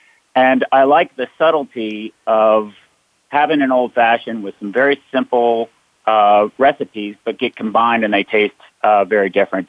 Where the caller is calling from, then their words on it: Leesburg, Virginia, United States; So I am joining everyone from Leesburg, Virginia. And Leesburg, Virginia is in the northern part of Virginia near Washington, D.C.